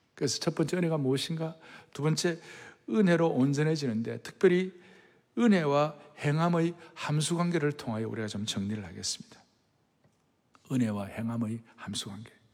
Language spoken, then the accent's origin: Korean; Yeongnam, South Korea; 저는 아주 영남 출신이